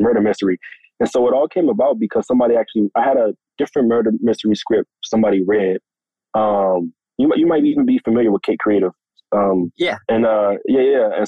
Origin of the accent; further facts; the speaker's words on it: Washington, District of Columbia, United States; Washington, D.C., my hometown